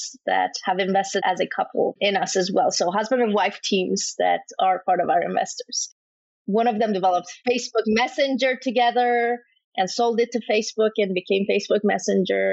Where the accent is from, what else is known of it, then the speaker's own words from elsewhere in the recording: Iran; now in Canada; I was born and raised in Iran